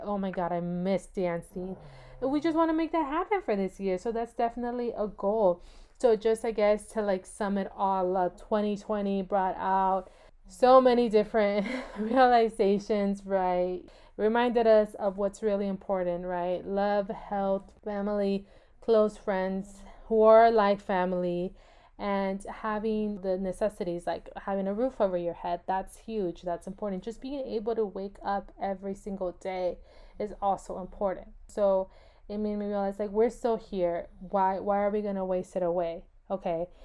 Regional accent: California, United States; I was born and raised in California

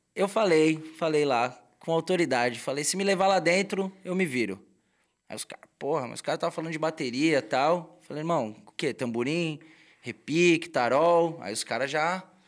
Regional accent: São Paulo, Brazil; also born or lived in Vila Isabel, Rio de Janeiro; now in Rio de Janeiro, Brazil; Sou paulistano nato com muito orgulho

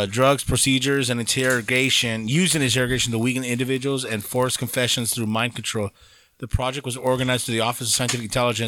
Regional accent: Rancho Cucamonga, California, United States; I would have said Rancho Cucamonga. Like, I would have said where I'm from.

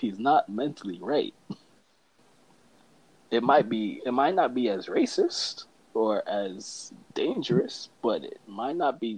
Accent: Canada; and since we're Canadian, that's we don't really got to talk about it anymore.

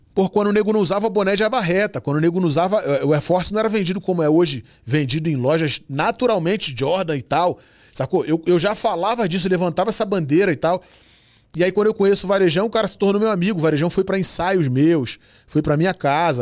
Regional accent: Rio de Janeiro, Brazil; sou nascido no Rio de Janeiro e, e tenho o maior orgulho de ser flamenguista, amo pagode, sou do funk, nascido na Nova Holanda. Com 7 anos eu chego na Vila do Pinheiro, saio da Vila do Pinheiro com 27 anos de idade

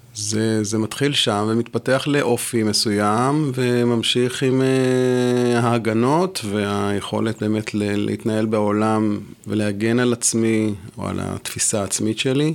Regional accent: Jerusalem, Jerusalem District, Israel; first language French; moved away as an adult; also born or lived in Gush Katif; חזרתי לירושלים

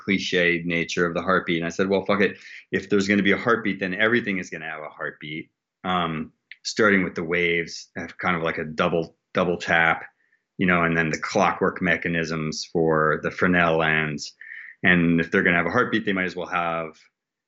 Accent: New England, United States; We're both Yankees from New England

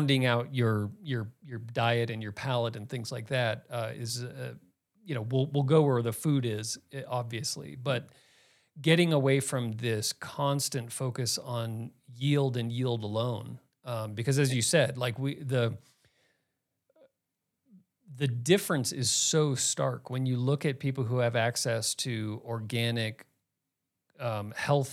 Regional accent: Phoenix, Arizona, United States; now in Boulder, United States; growing up in Phoenix

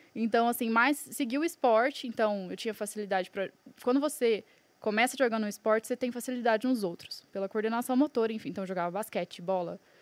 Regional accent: Franca, São Paulo, Brazil; also born or lived in Buenos Aires; now in Balneário Camboriú, Brazil; Agora moro em Balneário, porém eu sou nascida em Franca, São Paulo.

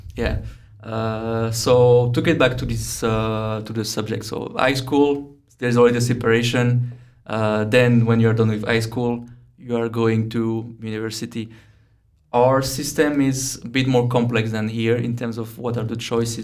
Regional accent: near Lyon, Auvergne-Rhône-Alpes, France; moved away as an adult; also born or lived in Brno, Czechia; now in Prague, Czechia; around Lyon, about 40, 45 minutes from Lyon by car

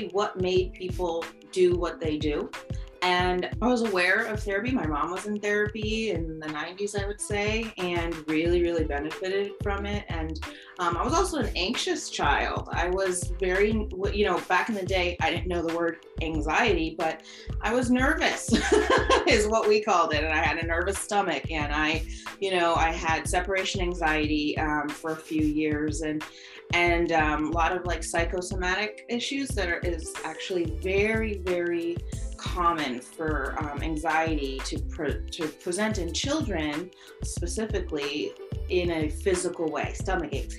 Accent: Vermont, United States; I grew up in Vermont

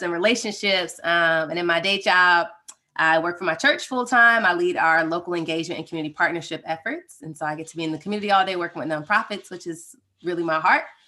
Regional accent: Atlanta, Georgia, United States; we're from Atlanta, we've been running the Rooted Life for almost two years now

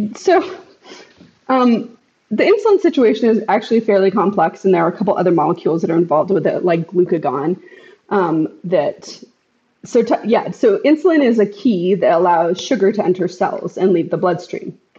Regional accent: United States; as an American society

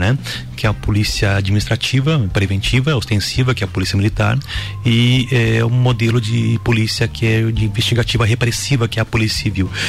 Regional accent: Lages, Santa Catarina, Brazil; moved away as an adult; also born or lived in Xanxerê / Curitibanos / Correia Pinto / São Joaquim; Sou lagiano, sou natural de Lages

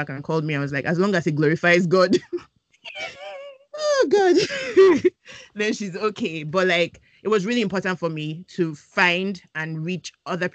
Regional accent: Nigeria; a Nigerian woman

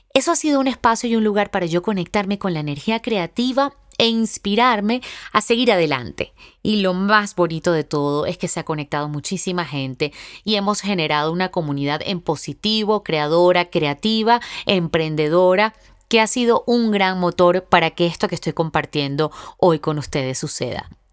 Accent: Venezuela; also born or lived in Boston; en mi país, en Venezuela

